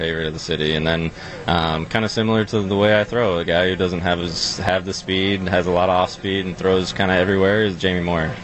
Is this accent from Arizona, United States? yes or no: yes; Arizona, United States; moved away as an adult; also born or lived in Seattle, Washington; now in Milwaukee, United States; I moved to Arizona pretty young